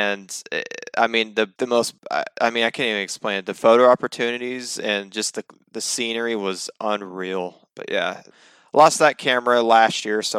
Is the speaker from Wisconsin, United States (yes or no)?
no; Fort Worth, Texas, United States; also born or lived in Arlington, Texas; I was born and raised pretty much in the area